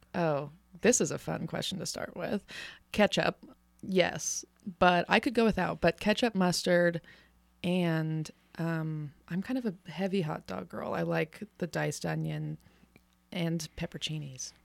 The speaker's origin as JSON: {"language": "English", "town": "Reno", "region": "Nevada", "country": "United States", "tie": "born or raised there", "said": "I'm from here. I'm a Reno native, born and raised"}